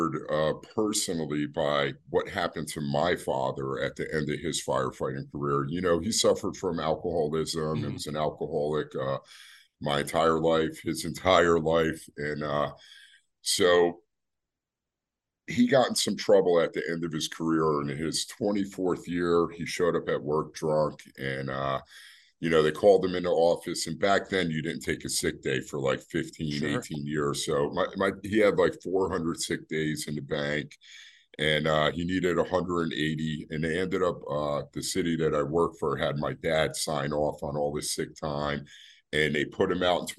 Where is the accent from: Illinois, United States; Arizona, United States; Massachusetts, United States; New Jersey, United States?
New Jersey, United States; New Brunswick; I'm initially from New Brunswick. I was born and raised in that city.